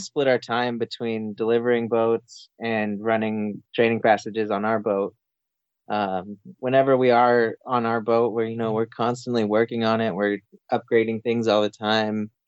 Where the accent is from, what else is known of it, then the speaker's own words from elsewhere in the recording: New Mexico, United States; moved away as an adult; also born or lived in Florida; I grew up in New Mexico